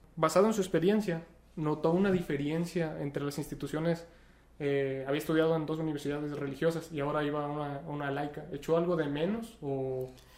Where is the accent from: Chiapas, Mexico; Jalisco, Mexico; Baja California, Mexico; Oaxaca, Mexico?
Jalisco, Mexico; Teocaltiche; somos tocaltichantes